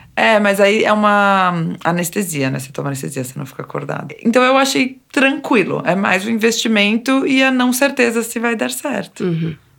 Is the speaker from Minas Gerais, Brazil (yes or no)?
no; São Paulo, Brazil; eu sou aqui de São Paulo mesmo, capital